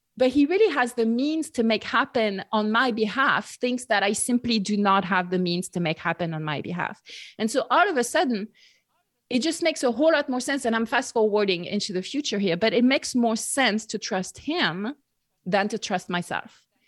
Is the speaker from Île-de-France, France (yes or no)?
no; near Bordeaux, Nouvelle-Aquitaine, France; English is a second language; moved away as an adult; I grew up in France, uh, near Bordeaux, southwest